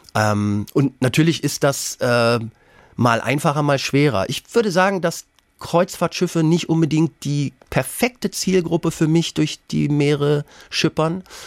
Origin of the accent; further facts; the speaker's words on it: Lower Saxony, Germany; meine Kindheit auf dem Dorf in Niedersachsen